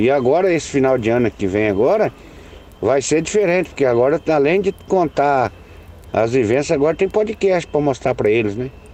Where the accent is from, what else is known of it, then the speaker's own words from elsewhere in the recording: Paraná, Brazil; vamos comigo até lá na minha cidade